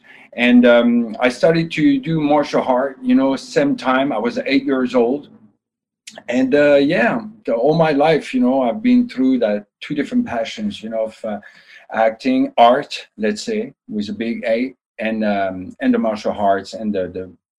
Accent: Canada; English is a second language; because I'm also a Canadian, and I was like 8 years old

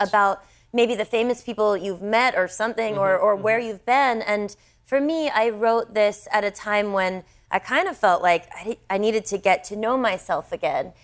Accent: United States; me as an American

